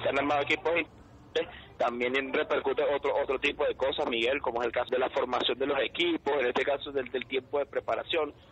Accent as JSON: {"language": "Spanish", "country": "Venezuela"}